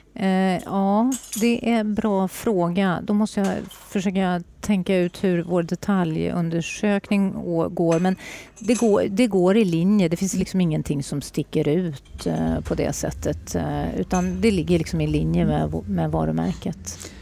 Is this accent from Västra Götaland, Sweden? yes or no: yes; northern Bohuslän, Västra Götaland, Sweden; now in Stockholm, Sweden; har jag ett hem i Bohuslän, norra Bohuslän, där jag kommer ifrån